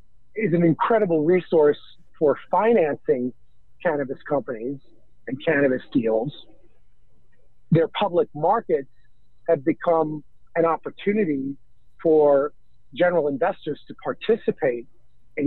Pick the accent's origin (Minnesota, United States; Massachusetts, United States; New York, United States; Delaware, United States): New York, United States; I'm born and raised in New York.